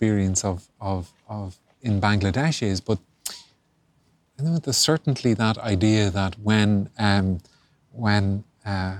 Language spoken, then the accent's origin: English; Ireland; as Irish and Catholic and gay